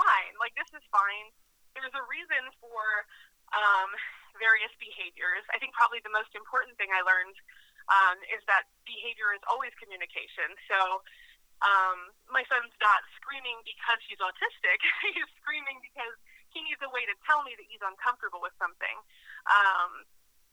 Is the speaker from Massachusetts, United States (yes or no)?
yes; Massachusetts, United States; moved away as an adult; also born or lived in Minnesota; I'm from Massachusetts, and I got kind of homesick when I was living out there